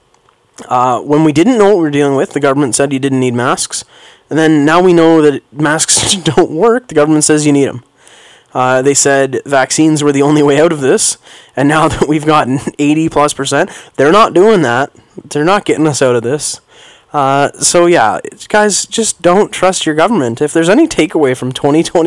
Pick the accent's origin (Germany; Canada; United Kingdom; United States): Canada; being a Canadian, taking my kids skating